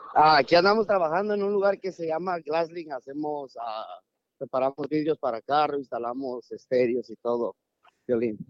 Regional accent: Oaxaca, Mexico; Yo soy del estado de Oaxaca

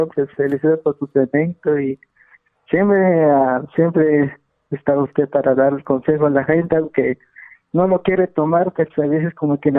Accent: Huehuetenango, Guatemala; now in United States; Ah, de Huehuetenango.

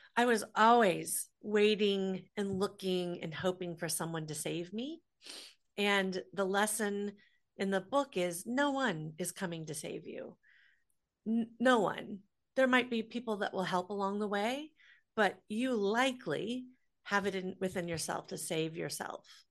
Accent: Des Moines, Iowa, United States; I grew up in Des Moines, Iowa, so the middle of the country.

